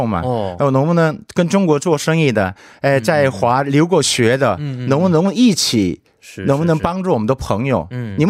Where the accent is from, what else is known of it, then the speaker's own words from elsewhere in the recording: Busan, South Korea; Chinese is a second language; moved away as an adult; also born or lived in Beijing, China; 我老家是釜山的